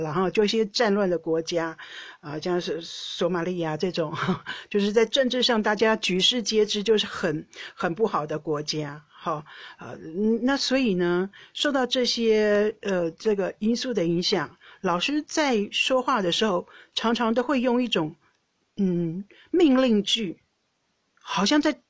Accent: Taiwan; moved away as an adult; now in Netherlands; 亚洲人，就是日本人跟我，台湾人

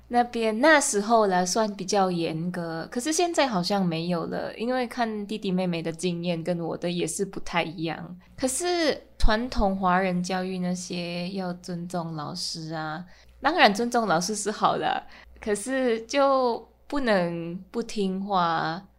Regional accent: Manila, Metro Manila, Philippines; Chinese is a second language; moved away as an adult; now in Taipei, Taiwan; 我来自马尼拉，菲律宾，然后住台北住了快三年了

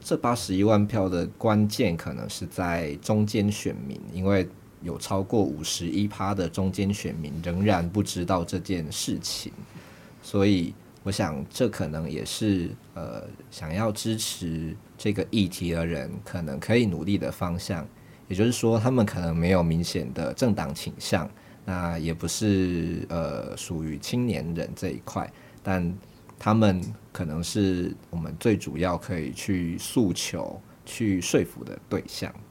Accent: Nantou County, Taiwan; 我是南投人

